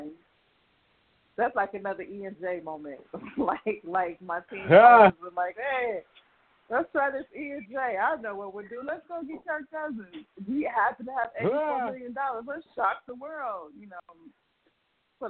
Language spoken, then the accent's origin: English; Chicago, Illinois, United States; I live in Chicago. I'm from Chicago